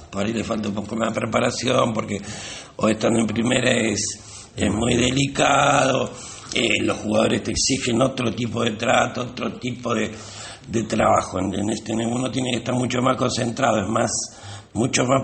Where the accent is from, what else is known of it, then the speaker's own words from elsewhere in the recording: Mar del Plata, Buenos Aires Province, Argentina; Sí, en el barrio de las Avenidas.